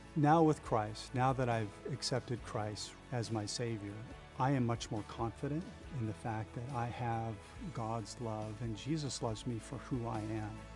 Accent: Bellevue, Washington, United States; I am a native Washingtonian and I grew up in Bellevue.

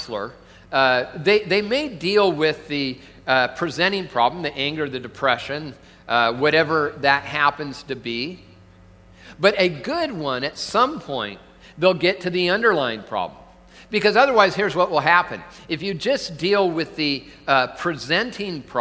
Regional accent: Tacoma, Washington, United States; moved away; I'm from Tacoma originally

